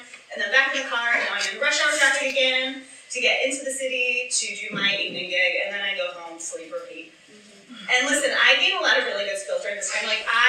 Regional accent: Chicago, Illinois, United States; But I'm like pretty legit born and raised in the city, Chicago. You know, like when I was a little kid, growing up on the Southwest Side

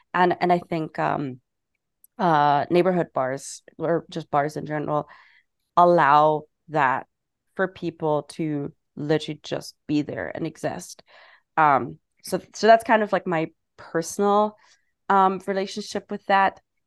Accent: Germany; moved away as an adult; also born or lived in England; now in New York City, United States; I'm originally from Germany.

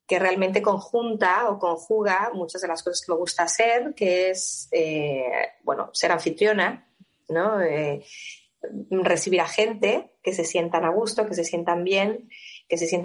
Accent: Mexico; como buena mexicana

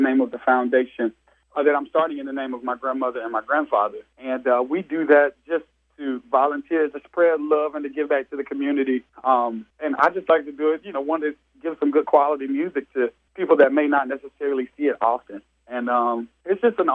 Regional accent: Georgia, United States; I'm from Georgia

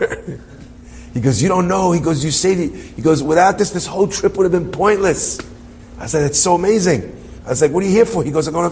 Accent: Hendon, London, United Kingdom; I'm from Hendon

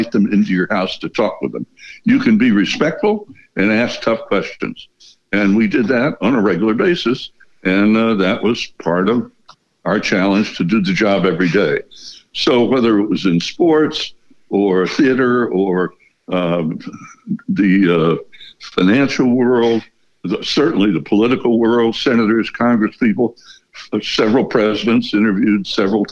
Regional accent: United States; born and raised in the United States

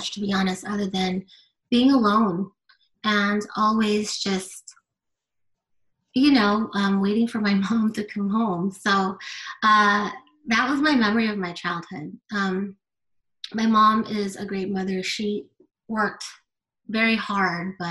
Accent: Southern California, United States; I grew up in Southern California, in a very low income area.

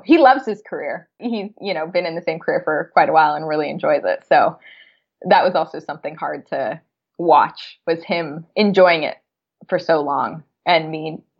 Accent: San Francisco, California, United States; So I'm from San Francisco, and that's where I kicked off my career, was in San Francisco.

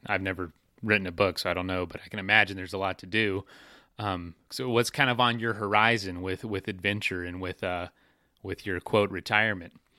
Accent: Florida, United States; I'm from Florida

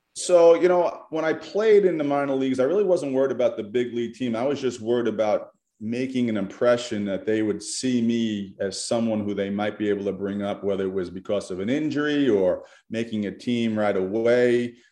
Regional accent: New York, United States; moved away as an adult; I grew up in New York

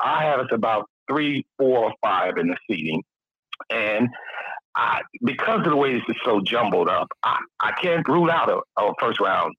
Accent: Gary, Indiana, United States; now in Dallas, United States; I'm reading from Gary, man. I'm down in Dallas now.

